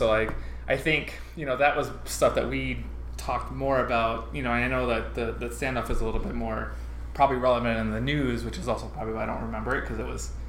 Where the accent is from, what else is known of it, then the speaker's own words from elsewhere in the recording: Texas, United States; Growing up in Texas